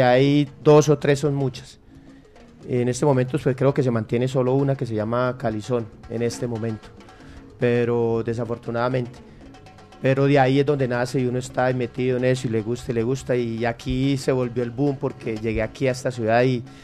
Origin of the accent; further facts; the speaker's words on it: Bucaramanga, Santander, Colombia; now in Medellín, Colombia; yo no soy de, la ciudad de Medellín, yo soy de Bucaramanga